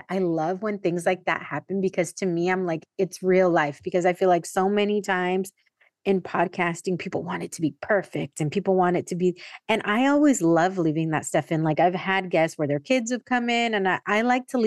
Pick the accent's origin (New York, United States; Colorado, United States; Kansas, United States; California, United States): California, United States; San Diego; but also I grew up in San Diego